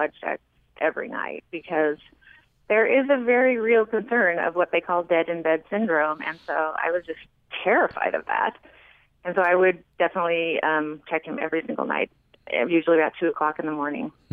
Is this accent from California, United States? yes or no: yes; California, United States; moved away as an adult; also born or lived in Bismarck, North Dakota; now in Heber City, United States; growing up in California